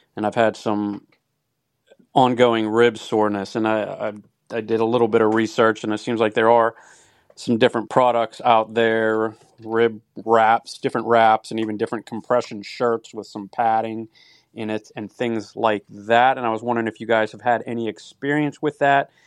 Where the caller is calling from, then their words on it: United States; I'm calling from the United States